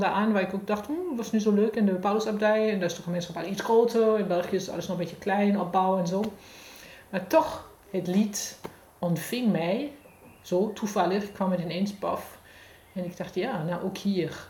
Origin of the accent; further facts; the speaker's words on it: Germany; accent: German; Dutch is a second language; moved away; van geboorte kom ik uit Duitsland, dat is te horen.